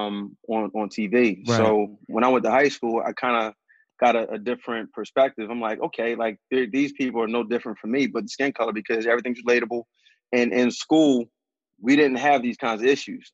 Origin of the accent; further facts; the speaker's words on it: Philadelphia, Pennsylvania, United States; growing up in West, it's all Black